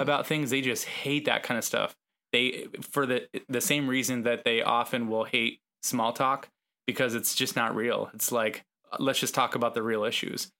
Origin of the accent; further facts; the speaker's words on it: West Coast, United States; moved away; I'm from the West Coast